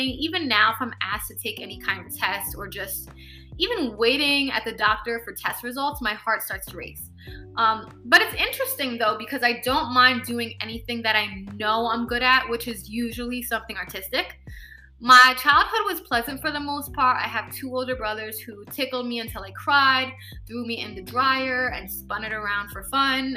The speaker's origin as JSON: {"language": "English", "town": "New York City", "region": "New York", "country": "United States", "tie": "born or raised there", "also_born_or_lived": "Brooklyn / Bronx", "said": "We moved from Brooklyn to the Bronx later. And I ended up staying in New York City and began following my path and growing up."}